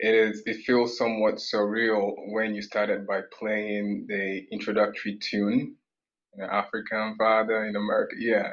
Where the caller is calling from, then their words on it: Canada; I'm joining from Canada currently